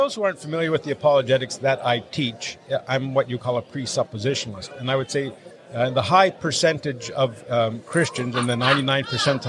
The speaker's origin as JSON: {"language": "English", "country": "Canada", "tie": "born or raised there", "said": "I've been all over the place. I spent last winter in Panama. I, of course, born and raised in Canada."}